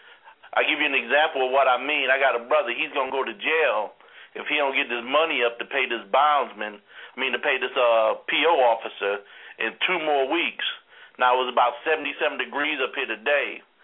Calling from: Greensboro, North Carolina, United States; I'm calling from Greensboro, North Kakalaki.

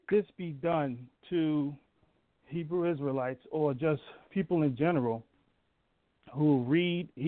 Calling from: Massachusetts, United States; calling from Massachusetts.

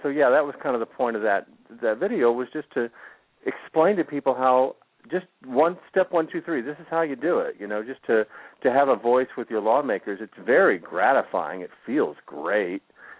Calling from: Florida, United States; calling from South Florida.

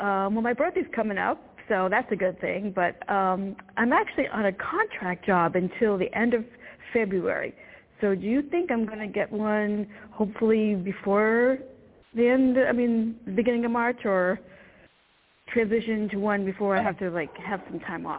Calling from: Virginia, United States; I'm calling from Virginia.

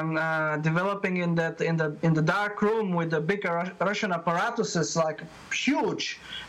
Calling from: Perth, Western Australia, Australia; Yeah, I'm calling from Perth, Western Australia. It's about 9 o'clock in the morning.

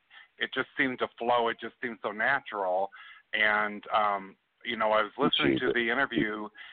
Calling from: Chicago, Illinois, United States; I'm calling from Chicago, Illinois.

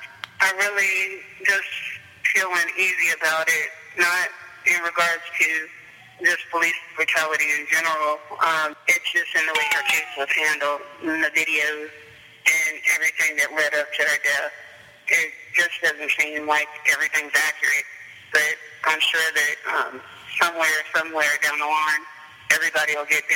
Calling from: Olympia, South Carolina, United States; I'm calling from Olympia, South Carolina

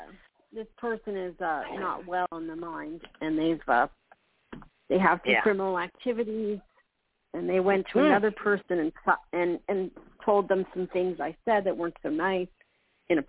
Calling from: Florida, United States; I'm calling from Florida.

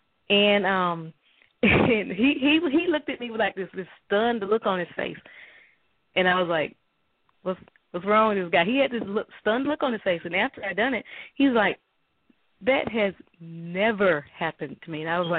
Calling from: Alabama, United States; I'm calling in from Alabama.

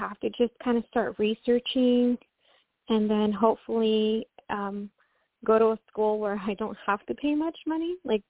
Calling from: Washington, United States; I'm calling from Washington State.

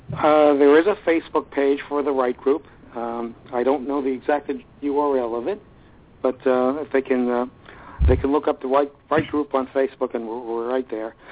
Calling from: Glen Ridge, New Jersey, United States; I'm calling from Glen Ridge, New Jersey

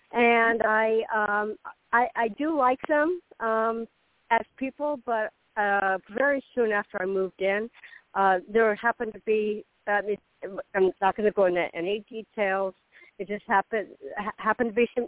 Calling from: Florida, United States; This is …. I'm in Florida.

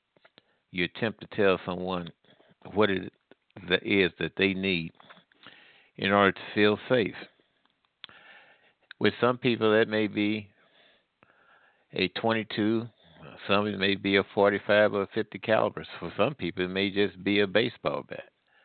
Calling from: Midwest, United States; I'm calling from the Midwest.

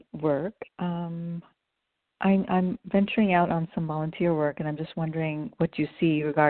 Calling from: New York, United States; I'm calling from New York.

